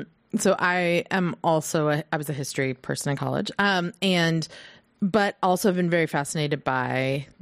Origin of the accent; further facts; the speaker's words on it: Midwest, United States; now in West Coast, United States; I grew up in the Midwest where everything is very grid, right?